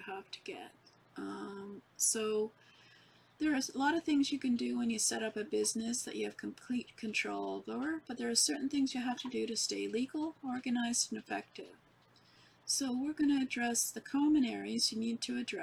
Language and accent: English; Canada; I'm from Canada